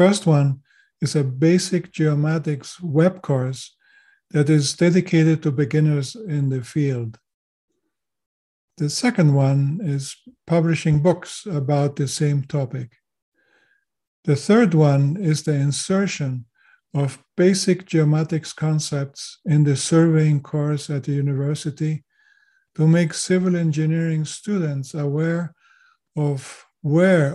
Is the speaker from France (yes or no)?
no; Chile; first language German; English is a second language; moved away as an adult; also born or lived in Switzerland / Canada; now in United States; I learned Spanish since I was born in Chile and lived there for 18 years.